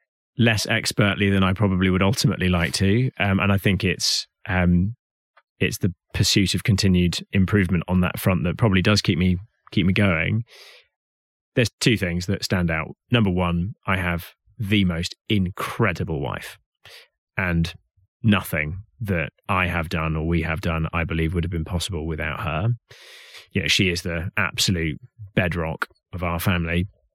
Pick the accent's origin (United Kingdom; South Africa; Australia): South Africa; Hout Bay, Western Cape; Not that my accent betrays it, but I am actually South African by origin. And I was born and raised in Hout Bay, which is just around the corner from Cape Town.